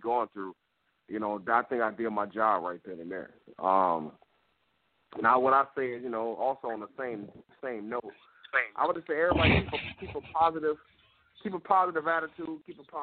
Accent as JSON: {"language": "English", "town": "Detroit", "region": "Michigan", "country": "United States", "tie": "born or raised there", "said": "growing up in Detroit and seeing the grind and the blue collar"}